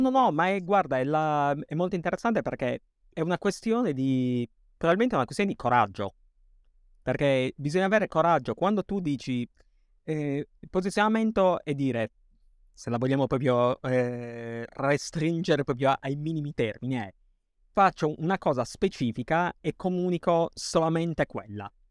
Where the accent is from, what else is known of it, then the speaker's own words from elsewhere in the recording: Sardinia, Italy; siamo sardi